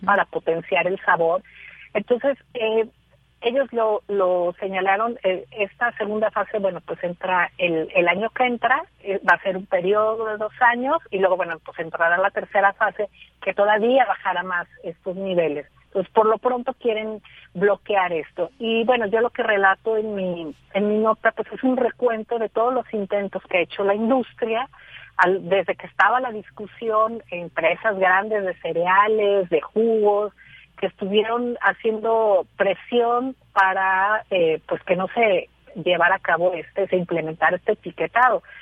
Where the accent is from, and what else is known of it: Mexico